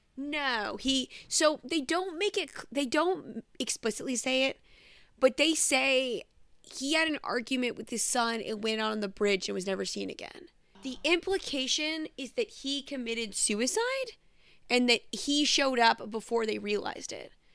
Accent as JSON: {"language": "English", "country": "United States", "said": "as an American"}